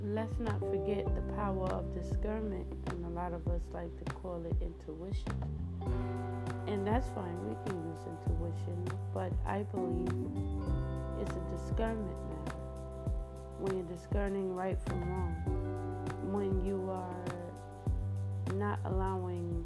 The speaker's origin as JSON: {"language": "English", "town": "New York City", "region": "New York", "country": "United States", "said": "I'm from Brooklyn, New York."}